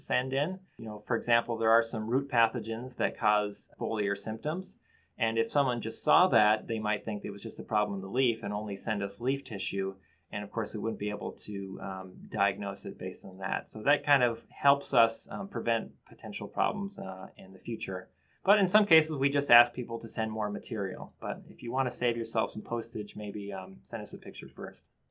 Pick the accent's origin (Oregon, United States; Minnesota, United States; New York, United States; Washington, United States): Minnesota, United States; Bemidji; I am actually from Bemidji, Minnesota, from my, my childhood